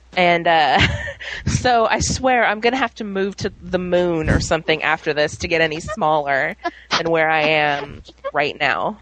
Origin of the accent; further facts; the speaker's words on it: New Orleans, Louisiana, United States; moved away; also born or lived in Little Rock, Arkansas / Fayetteville; I'm originally from New Orleans, which had a population of like 2.4 million, and then I moved to um, Little Rock